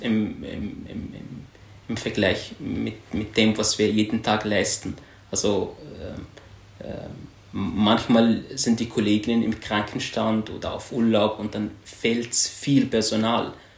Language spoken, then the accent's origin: German; Syria; German is a second language; moved away as an adult; now in Austria; Ich komme aus Syrien. Ich bin im Jahr 2015 nach Österreich geflüchtet, habe die Sprache gelernt